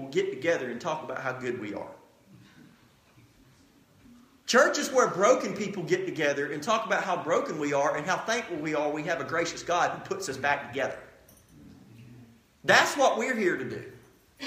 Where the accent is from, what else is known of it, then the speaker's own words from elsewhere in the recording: United States; as an American people